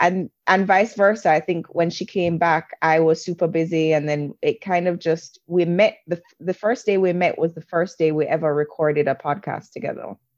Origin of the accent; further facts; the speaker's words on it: Jamaica; moved away as an adult; also born or lived in England / New York; I grew up in a black country, or a black majority country. I grew up in Jamaica.